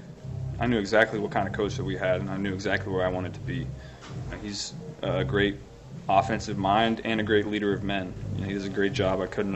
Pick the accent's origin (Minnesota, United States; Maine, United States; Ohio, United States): Ohio, United States; I'm from Ohio.